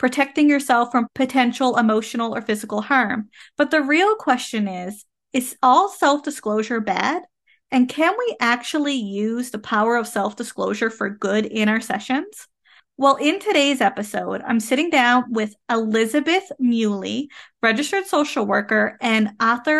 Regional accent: Canada; I am a Canadian social worker

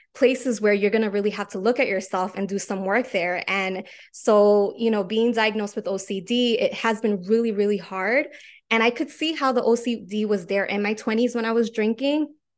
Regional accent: New York City, New York, United States; I am from New York City.

